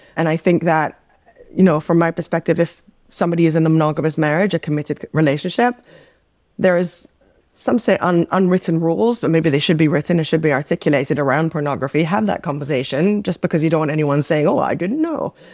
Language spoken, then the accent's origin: English; Amsterdam, North Holland, Netherlands; also born or lived in New York; now in Los Angeles, United States; We grew up in the Netherlands, in Amsterdam